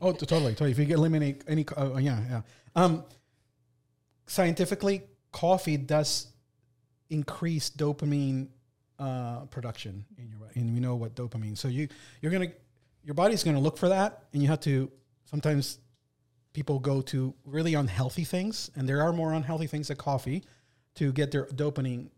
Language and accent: English; Puerto Rico; now in Delaware, United States; the stuff I grew up with in Puerto Rico